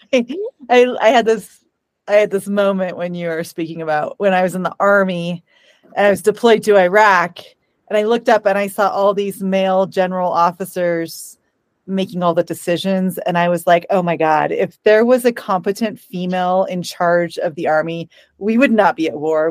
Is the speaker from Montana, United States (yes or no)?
yes; Bozeman, Montana, United States; I grew up in Bozeman